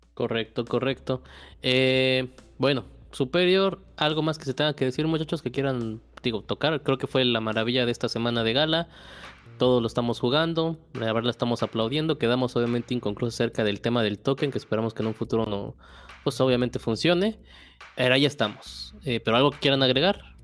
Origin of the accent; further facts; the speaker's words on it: Mexico; somos mexicanos